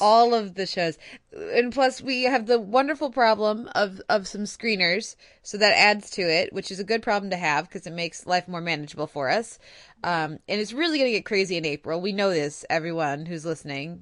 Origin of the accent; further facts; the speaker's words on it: United States; as an American